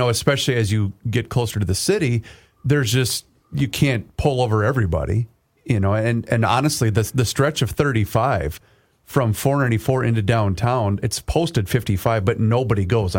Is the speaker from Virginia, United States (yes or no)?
no; Faribault, Minnesota, United States; my hometown of Faribault